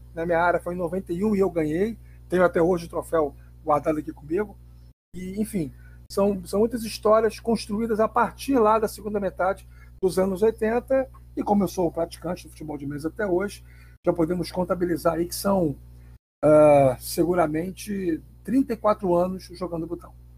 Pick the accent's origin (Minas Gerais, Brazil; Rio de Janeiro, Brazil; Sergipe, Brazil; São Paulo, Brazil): Rio de Janeiro, Brazil; sou nascido e criado em Bom Sucesso. Moro na, na Tijuca há apenas quatro meses, cinco meses.